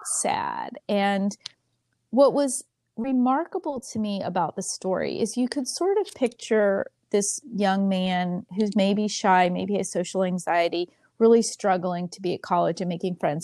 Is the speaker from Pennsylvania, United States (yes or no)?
yes; Pennsylvania, United States; moved away; also born or lived in Texas; I grew up in Pennsylvania, but I've lived in Texas